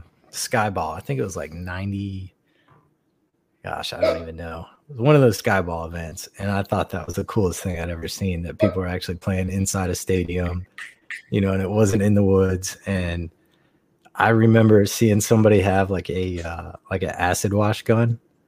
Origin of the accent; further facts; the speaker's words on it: Huntington, West Virginia, United States; born there; now in North Carolina, United States; Right, I was born in Huntington, West Virginia, and I don't like to tell people that, so I just say North Carolina.